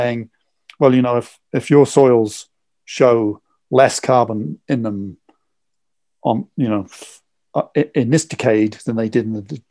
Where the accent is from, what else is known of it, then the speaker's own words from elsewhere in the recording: England, United Kingdom; I'm English